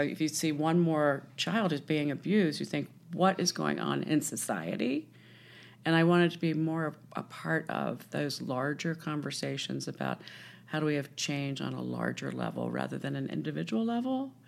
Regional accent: Washington, District of Columbia, United States; I grew up in Washington, D C

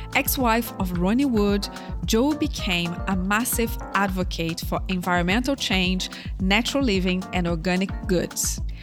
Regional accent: Brazil; moved away; my home country, Brazil.

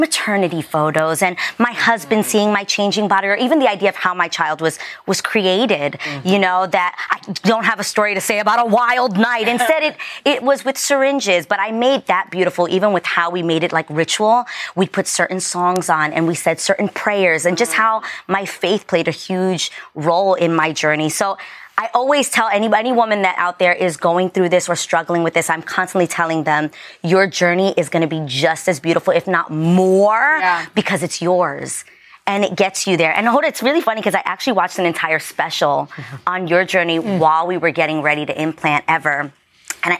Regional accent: New York City, New York, United States; I was raised in the Lower East Side in the projects.

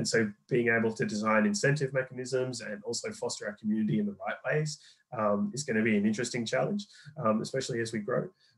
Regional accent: Australia; now in London, United Kingdom; I'm Australian. But I've been in London and for about 8-9 years now.

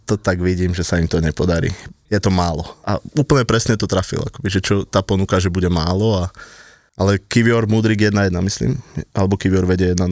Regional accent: Kotrčná Lúčka, Žilina Region, Slovakia; ja som chalan z Kotrčnej Lučky

